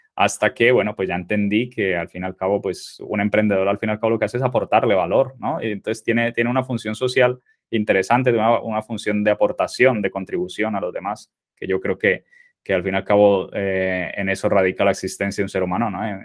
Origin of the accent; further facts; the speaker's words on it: Colombia; moved away as an adult; now in Spain; soy colombiano, nací en Colombia. Eh, bueno, soy, tengo 37 años ahora y eh, me vine a España con 19 años